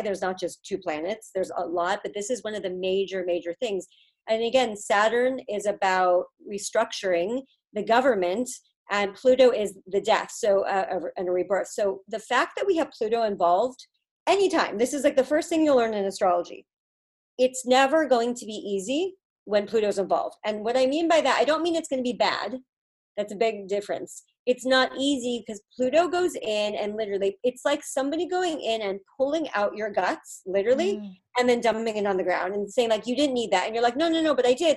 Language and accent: English; California, United States; moved away as an adult; also born or lived in Boston; I'm from California